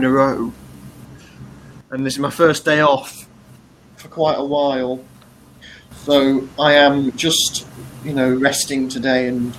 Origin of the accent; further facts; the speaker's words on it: Cromer, East of England, United Kingdom; He said, a place called Cromer.